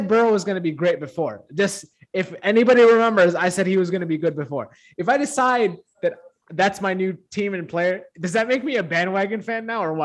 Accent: Cincinnati, Ohio, United States; my hometown, the Bengals

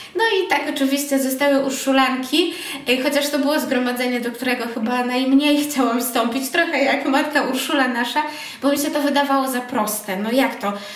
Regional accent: Łódź Voivodeship, Poland; ja pochodzę z takiej małej parafii niedaleko Łodzi

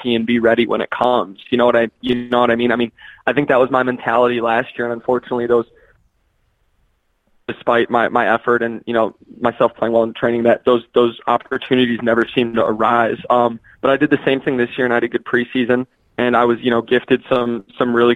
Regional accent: Cary, Illinois, United States; moved away; also born or lived in Madison, Wisconsin; I'm from Cary originally

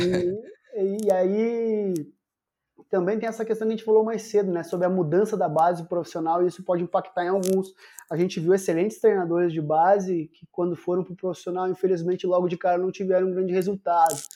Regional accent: Santiago, Rio Grande do Sul, Brazil; moved away; also born or lived in Porto Alegre / Belo Horizonte; Eu sou de Santiago, lá onde tem a Copa Santiago

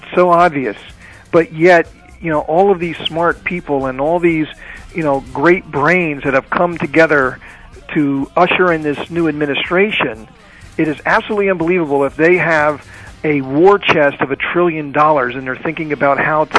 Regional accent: United States; And as an American entrepreneur myself, as an SME owner myself

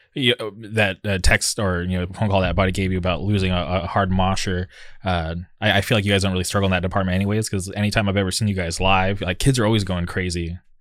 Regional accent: Southern California, United States; here I am from Southern California

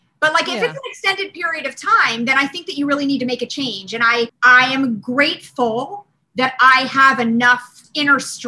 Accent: Cherry Hill, New Jersey, United States; I grew up outside of Philadelphia in South Jersey in a town called Cherry Hill.

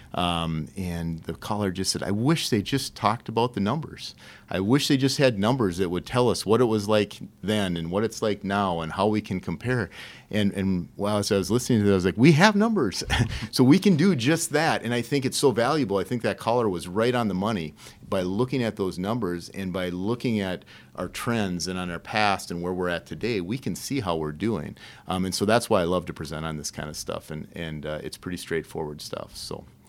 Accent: St. Cloud, Minnesota, United States; I grew up on the northeast side of St. Cloud

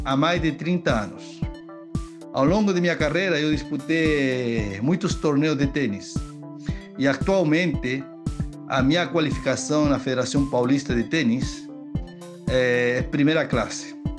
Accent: Chile; now in São Paulo, Brazil; sou chileno

